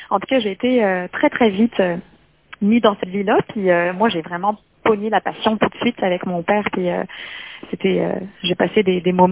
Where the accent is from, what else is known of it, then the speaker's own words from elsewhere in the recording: Loire, France; now in Canada; Moi, je viens de la région de la Loire. C'est que quand je dis la Loire, tout le monde pense aux euh, au château de la Loire, puis les grands grands châteaux.